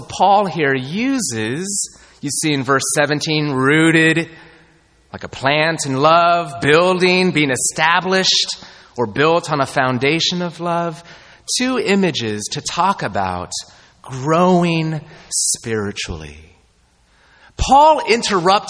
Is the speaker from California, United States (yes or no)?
yes; Southern California, United States; moved away; I grew up in Southern California